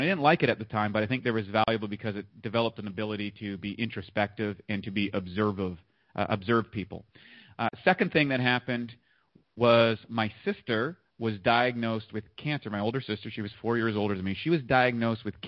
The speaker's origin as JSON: {"language": "English", "area": "eastern Canada, northeast of Maine", "region": "New Brunswick", "country": "Canada", "tie": "born or raised there", "also_born_or_lived": "Toronto, Ontario, Canada", "said": "I just kind of grew up in eastern part of Canada. I was born in Toronto, but then I moved out to the sticks, just a little slightly northeast of Maine in the United States"}